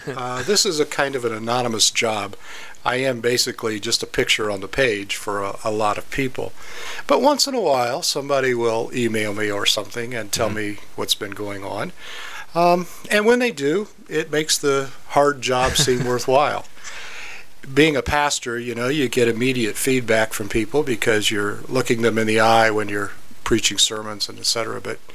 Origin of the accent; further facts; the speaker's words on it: Ohio, United States; also born or lived in Kentucky; Well, actually, I was born in Kentucky. Okay. And I grew up in Ohio, so I guess by that token, I'm a Midwest boy. My father was a Pilgrim Holiness pastor, so we moved around a lot.